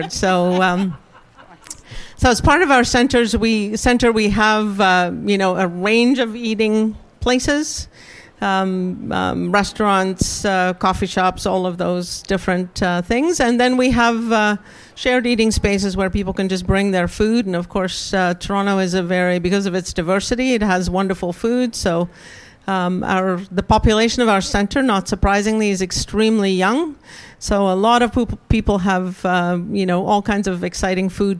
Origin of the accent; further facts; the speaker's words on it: South Africa; moved away as an adult; also born or lived in Oxford; I grew up in South Africa